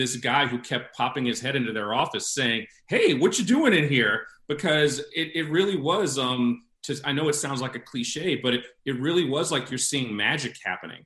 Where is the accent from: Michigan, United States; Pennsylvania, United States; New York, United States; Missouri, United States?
New York, United States; New York City; moved away; I'm from New York